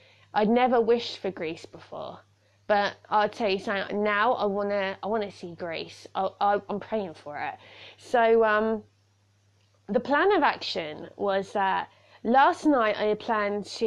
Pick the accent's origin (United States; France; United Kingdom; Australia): United Kingdom; I'm a Brit